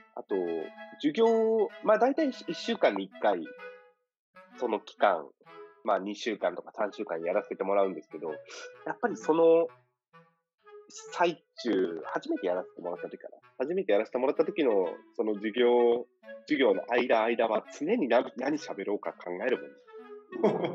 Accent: Choshi, Chiba, Japan; now in Hong Kong; 僕らの地元の、僕らが通った中学校と、あと2校が併設されて

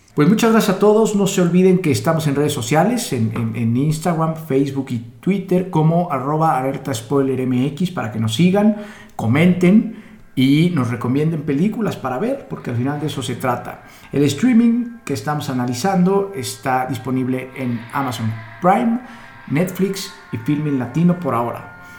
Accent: Mexico; como mexicanos nos podemos identificar

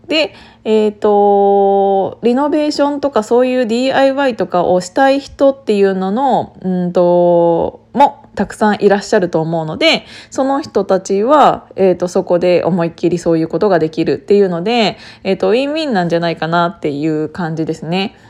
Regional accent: Kiryu, Gunma, Japan; 私、群馬県の桐生市出身だから

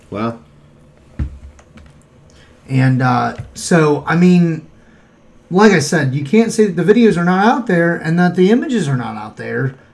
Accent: Appalachia, United States; Because I'm from Appalachia.

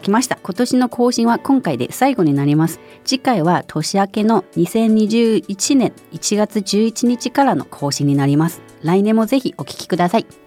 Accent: China; 一中国人としても

